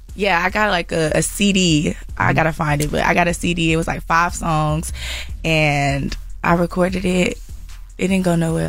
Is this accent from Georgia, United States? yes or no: yes; Atlanta, Georgia, United States; also born or lived in California; I was born in Cali, mm-hmm. but I, I grew up in Atlanta